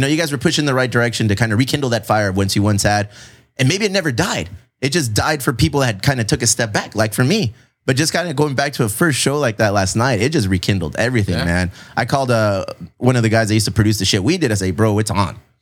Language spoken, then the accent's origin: English; Chula Vista, California, United States; I'm from Chula Vista.